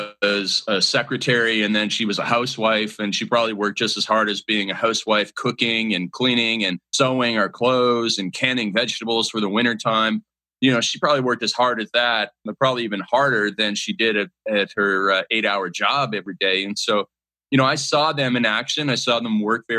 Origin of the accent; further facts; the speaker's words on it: Canada; growing up in Canada